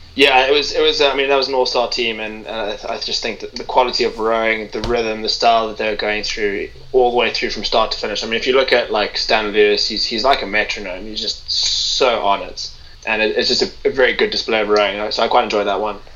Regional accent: Cape Town, Western Cape, South Africa; now in England, United Kingdom; I'm from Cape Town

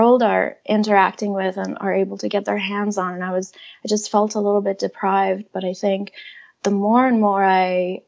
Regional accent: Iran; moved away; growing up in Iran

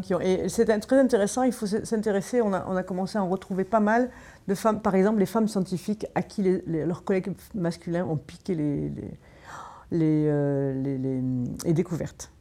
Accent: Marseille, Provence-Alpes-Côte d'Azur, France; moved away; je viens de Marseille à l'origine

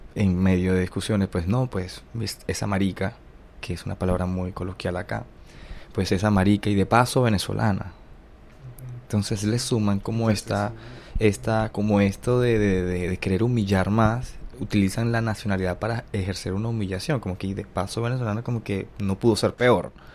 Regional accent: Germany; Spanish is a second language; moved away as an adult

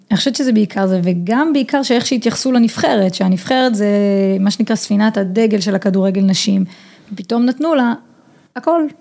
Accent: Hod HaSharon, Central District, Israel; also born or lived in Netherlands; אני גדלתי בקבוצת בנים אה, בהוד השרון, שיחקתי עד גיל 14 אה, בקבוצת בנים

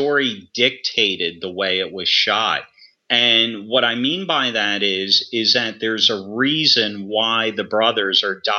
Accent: United States; I'm American

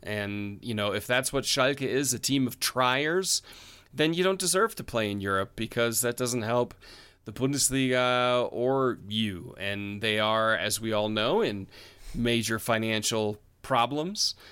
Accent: United States; I'm an American

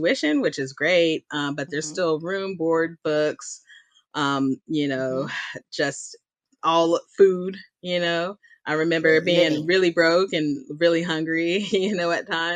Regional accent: Dallas, Texas, United States; I am born and raised in Dallas, Texas

